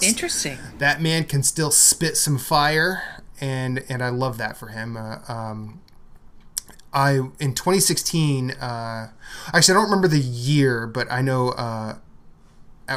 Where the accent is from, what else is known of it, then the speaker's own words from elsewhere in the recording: Midwest, United States; moved away; growing up in the Midwest